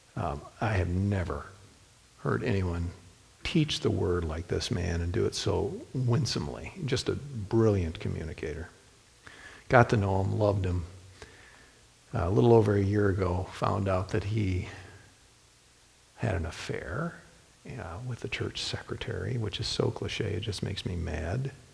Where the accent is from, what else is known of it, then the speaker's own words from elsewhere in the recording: Toledo, Ohio, United States; I was born and raised in Toledo